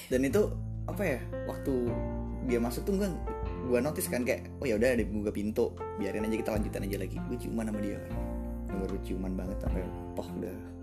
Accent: Jakarta, Indonesia; now in Malang, Indonesia; waktu dulu, waktu di Jakarta, sebelum pindah ke Malang. Iya, jadi asal gua Jakarta

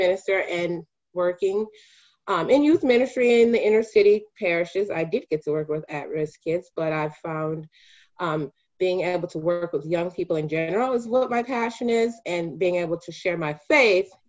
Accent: Milwaukee, Wisconsin, United States; I am a product of Milwaukee. I was born in Milwaukee and attended Catholic schools my entire life

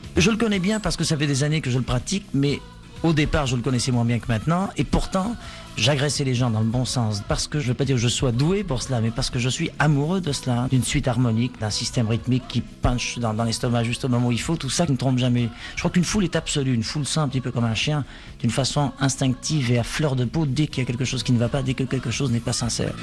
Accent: Egypt; moved away; j'ai quitté l'Égypte

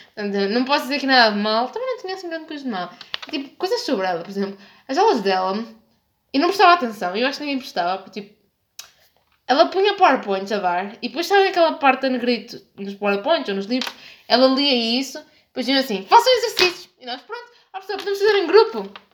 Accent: Norte, Portugal; accent: northern; um sotaque do norte que eu sinto que está a transbordar de mim, porque sim, eu sou do norte

